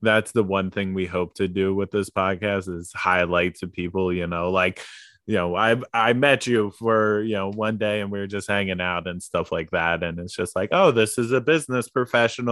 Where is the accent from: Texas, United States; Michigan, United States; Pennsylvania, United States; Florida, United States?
Pennsylvania, United States; outside of Philadelphia; moved away as an adult; now in Oregon, United States; I grew up right outside of Philadelphia